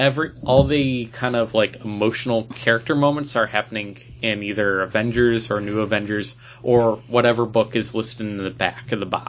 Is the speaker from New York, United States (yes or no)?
yes; Buffalo, New York, United States; we're from Buffalo